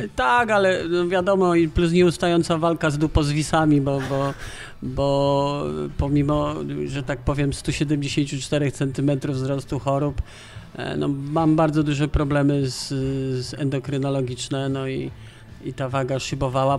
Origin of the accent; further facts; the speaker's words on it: Kraków, Lesser Poland, Poland; ja jestem, e, Lajkonik, Radow-, Rodowity Lajkonik